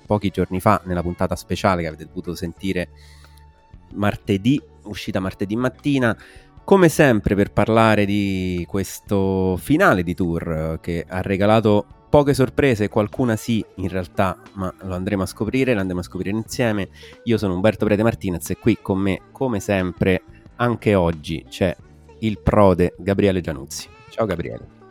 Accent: Alsace, Grand Est, France; moved away; trattandosi di Alsazia eh, si tratta effettivamente della mia terra natale

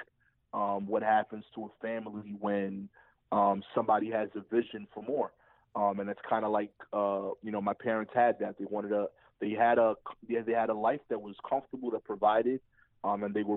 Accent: New York City, New York, United States; I grew up in East New York

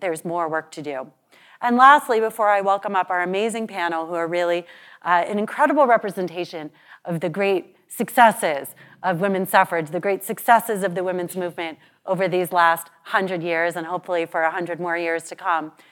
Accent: New York, United States; the great state of New York, my home state

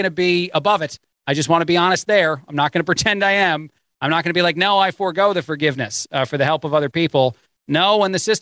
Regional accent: United States; we as the American people

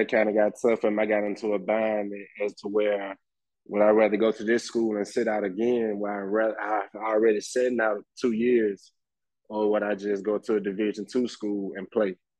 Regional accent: Birmingham, Alabama, United States; growing up in Birmingham playing football

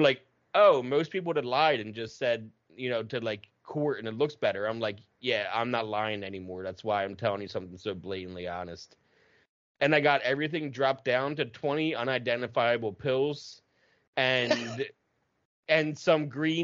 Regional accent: outside of Camden, New Jersey, United States; I grew up outside of Camden.

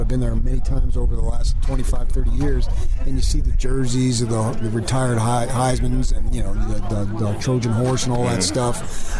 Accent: Los Angeles, California, United States; moved away; I grew up in San Pedro. I used to live there, so I'm very familiar with the community.

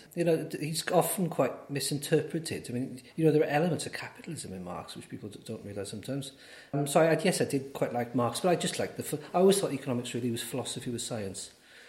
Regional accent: Aberystwyth, Wales, United Kingdom; also born or lived in Cardiff / Swansea; But then my parents moved when I was about 4 or 5 years old to Aberystwyth. So Aberystwyth is home, and that's where I grew up and lived all the time until I went to university.

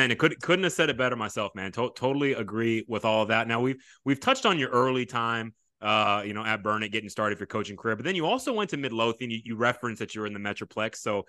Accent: Japan; born there; moved away; I was born in Japan, and so we move here.

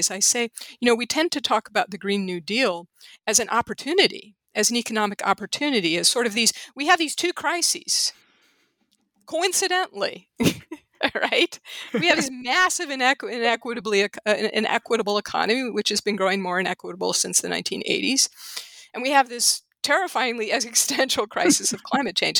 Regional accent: St. Louis, Missouri, United States; moved away as an adult; also born or lived in Los Angeles; St. Louis, which is my hometown and which I came back to intending to stay a year and am now staying for the foreseeable future

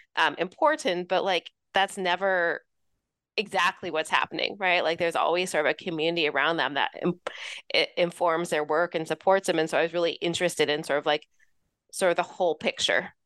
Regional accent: Los Angeles, California, United States; moved away as an adult; also born or lived in New York City / Florida; I grew up in Southern California, uh, Los Angeles area.

